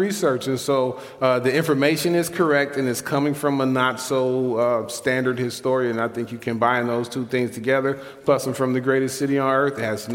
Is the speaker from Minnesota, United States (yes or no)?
no; Chicago, Illinois, United States; Born and raised in Chicago. Been in the Arvin Gresham neighborhood my whole life. Thank you. Thank you. I grew up in a bungalow, live in a bungalow right now.